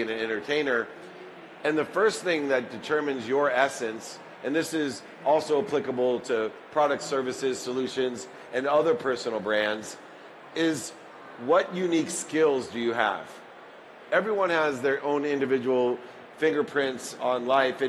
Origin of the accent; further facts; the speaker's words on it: Akron, Ohio, United States; I was born in Akron, Ohio, in the projects